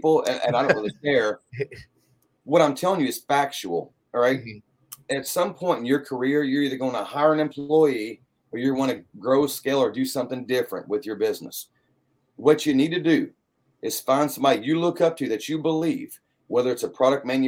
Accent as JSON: {"language": "English", "town": "Brandenburg", "region": "Kentucky", "country": "United States", "said": "from Brandenburg, Kentucky, a town of 25,000 people in the whole county"}